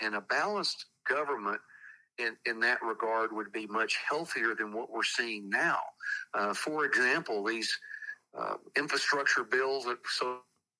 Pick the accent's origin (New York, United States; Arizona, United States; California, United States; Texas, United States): Texas, United States; I grew up in Texas, where there had been nothing but Democrats for 100 years after the Civil War.